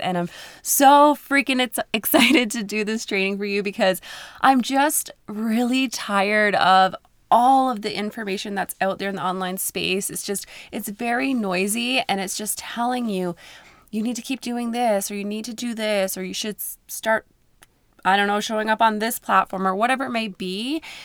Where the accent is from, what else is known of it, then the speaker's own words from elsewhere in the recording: Newfoundland and Labrador, Canada; now in Alberta, Canada; I'm from Newfoundland, Canada, and I live in Alberta